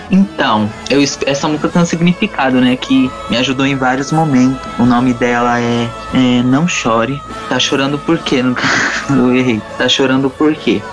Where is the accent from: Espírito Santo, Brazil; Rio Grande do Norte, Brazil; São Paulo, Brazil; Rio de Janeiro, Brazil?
São Paulo, Brazil; Eu sou de São Paulo, capital, e tenho 16 anos